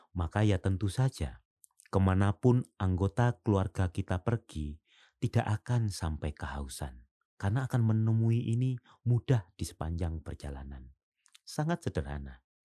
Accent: Semboro, East Java, Indonesia; moved away; waktu kecil saya masih menjumpai ini di dusun saya di pelosok Jawa bagian timur sana

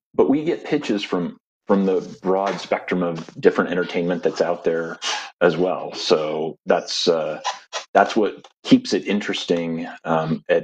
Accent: Fort Collins, Colorado, United States; I grew up in Fort Collins and started learning my craft at the Lincoln Center

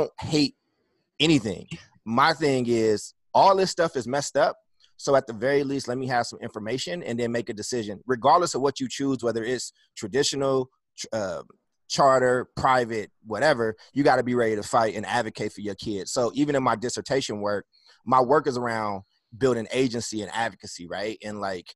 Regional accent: Oakland, California, United States; also born or lived in Chicago, Illinois / Kentucky; I went to about like 11 elementary schools and lived in a bunch of shelters in Oakland

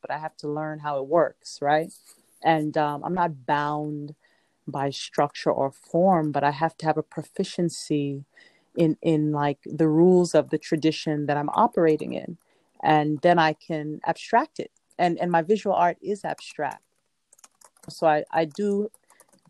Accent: New York City, New York, United States; also born or lived in Jamaica; now in Brooklyn, United States; I was born in Jamaica and I grew up in Southeast Queens

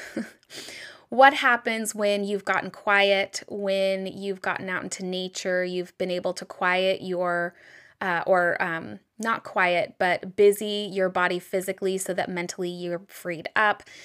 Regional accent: United States; growing up in the United States

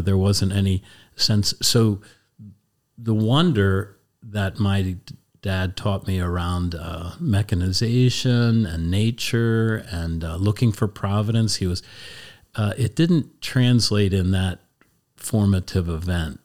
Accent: Columbia, Pennsylvania, United States; I grew up in Columbia, Pennsylvania, Lancaster County

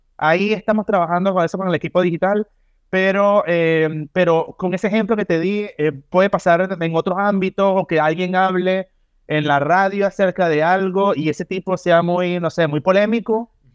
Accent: Venezuela; moved away as an adult; now in Chile; Yo cuando chico, allá en Venezuela

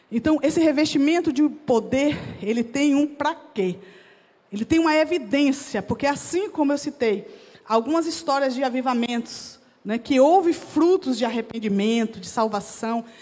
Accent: Jequié, Bahia, Brazil; moved away; also born or lived in Vitória da Conquista, Bahia; eu sou baiana, eu nasci na cidade de Vitória da Conquista, na Bahia, e cresci desde cedo numa outra cidade próxima chamada Jequié.

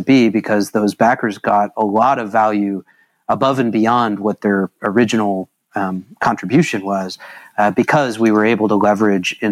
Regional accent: Lawrence, Kansas, United States; I grew up in Little Lawrence, Kansas, graduated from Lawrence High School

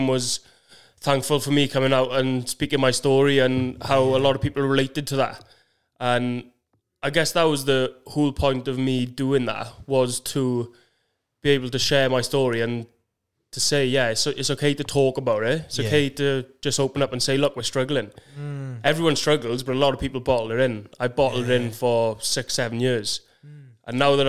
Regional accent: Maesteg, Wales, United Kingdom; So I'm from Maesteg.

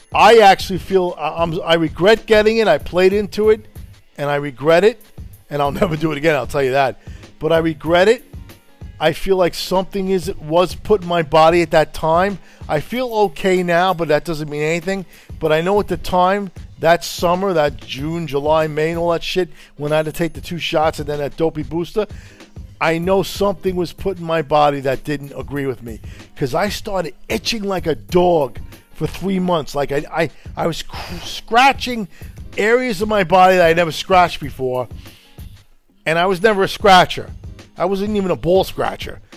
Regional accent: Italy; now in United States; I was born in Italy myself

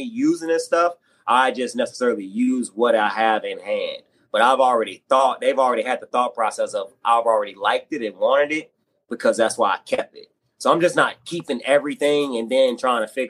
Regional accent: Martinsville, Virginia, United States; moved away; Hometown, I am from Martinsville, Virginia. It is a small town in Virginia, Southwest Virginia.

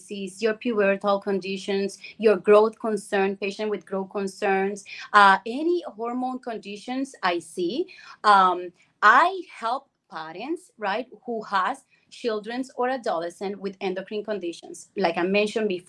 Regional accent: Puerto Rico; moved away as an adult; I was born and grew in Puerto Rico. I left many years ago, over 22 years ago.

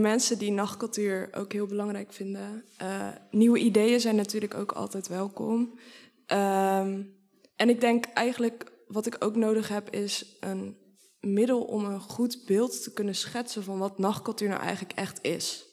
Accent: Sliedrecht, South Holland, Netherlands; ik woon nu in Sliedrecht. Sliedrecht is ook mijn geboorteplaats.

